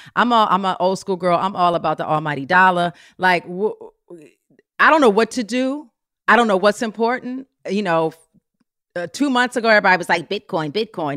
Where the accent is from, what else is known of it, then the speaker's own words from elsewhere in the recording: Potomac, Maryland, United States; I'm from, like, the D C area